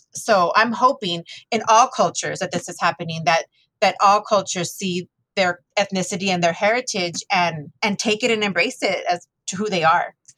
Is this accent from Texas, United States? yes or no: yes; Texas, United States; my childhood was was beautiful living in Texas.